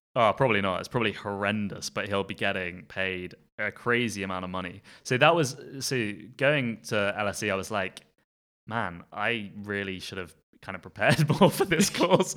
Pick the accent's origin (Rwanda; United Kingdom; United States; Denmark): United Kingdom; Surrey, South East England; now in Belfast, United Kingdom; I was born in Surrey in England, uh, so southeast of England, um, to a South African father and a Northern Irish mother, and that's where I grew up